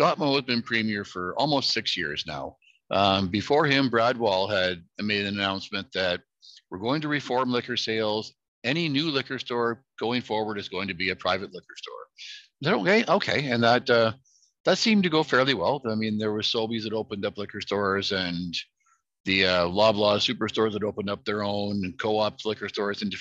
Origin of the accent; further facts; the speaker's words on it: Alberta, Canada; moved away; I grew up in Alberta when they privatized liquor stores there in the 90s